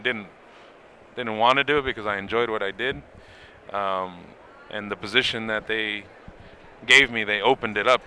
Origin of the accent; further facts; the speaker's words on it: Los Angeles, California, United States; I'm from Los Angeles